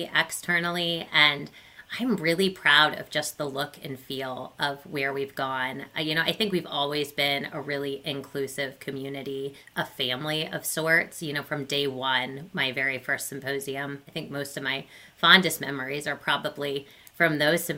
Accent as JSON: {"language": "English", "region": "Ohio", "country": "United States", "tie": "born or raised there", "also_born_or_lived": "Indiana", "said": "I grew up in Ohio. I'm an Ohio native"}